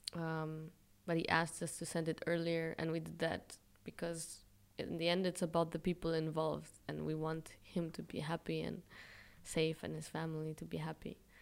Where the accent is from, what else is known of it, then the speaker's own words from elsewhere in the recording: Israel; moved away as an adult; also born or lived in Europe; i was born in israel by chance basically